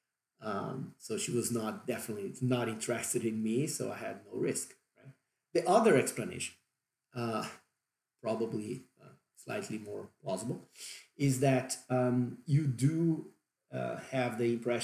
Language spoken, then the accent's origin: English; Brazil; accent: Brazilian; English is a second language; that's my Brazilian accent kicking